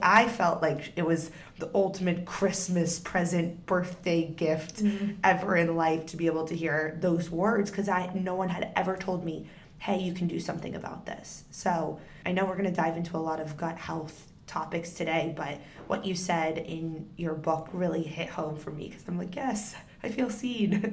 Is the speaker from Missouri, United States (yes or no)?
no; Northern Virginia, United States; we grew up in Northern Virginia.